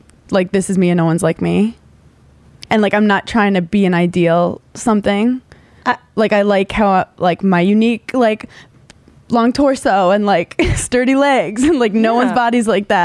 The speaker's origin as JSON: {"language": "English", "town": "New York City", "region": "New York", "country": "United States", "tie": "born or raised there", "said": "I'm from Brooklyn originally. So like, growing up here, like, it's cool to be different."}